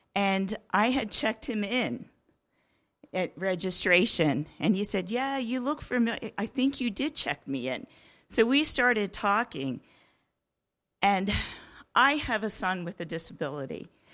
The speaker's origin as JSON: {"language": "English", "town": "Oak Grove", "country": "United States", "said": "I'm from Oak Grove as well"}